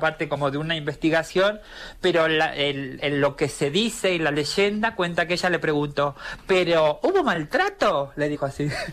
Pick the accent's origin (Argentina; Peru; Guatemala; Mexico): Argentina; now in Spain; vengo como de, Argentina, donde no tenemos, donde no tenemos realeza